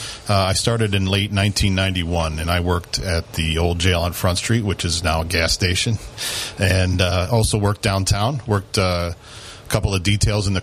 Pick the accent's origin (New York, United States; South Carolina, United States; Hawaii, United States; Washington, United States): New York, United States; Broome County; also born or lived in Binghamton, New York; I'm originally from Broome County. My father was an IBMer, so we got shipped out of state for 5 years when I was little. And then we returned here.